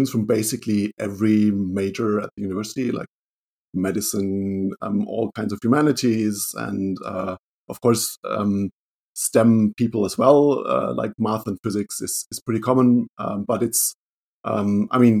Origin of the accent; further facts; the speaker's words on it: Germany; English is a second language; also born or lived in Duisburg, Germany; I'm from Germany. I live in Duisburg, Germany, which is close to the Dutch border